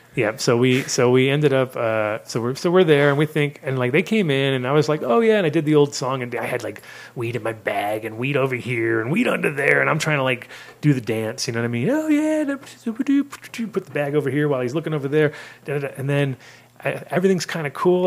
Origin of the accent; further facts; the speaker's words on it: United States; moved away as an adult; also born or lived in Amsterdam; as an American